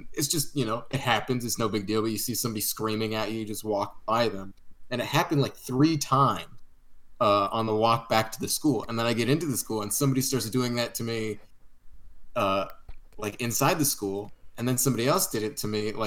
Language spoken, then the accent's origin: English; Northern California near San Francisco, United States; moved away as an adult; now in Los Angeles, United States; I'm from Northern California near San Francisco, but we both live in LA right now